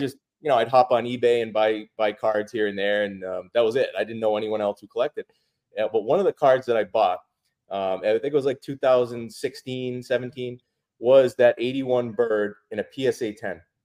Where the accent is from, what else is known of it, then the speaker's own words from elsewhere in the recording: Massachusetts, United States; a lifelong Celtics fan, grew up in Massachusetts